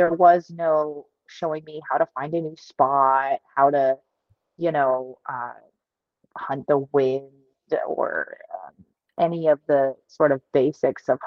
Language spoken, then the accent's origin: English; New Hampshire, United States; I grew up hunting in New Hampshire